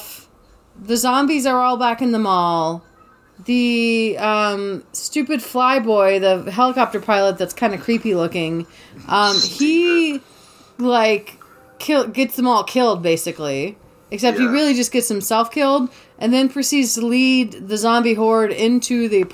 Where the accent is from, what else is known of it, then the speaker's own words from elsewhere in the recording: Savannah, Georgia, United States; I am from Savannah, Georgia